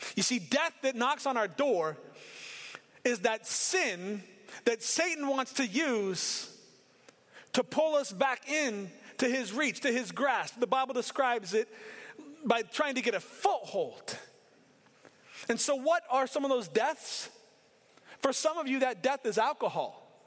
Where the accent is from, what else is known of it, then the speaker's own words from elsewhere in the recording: Portland, Oregon, United States; I grew up in inner city Portland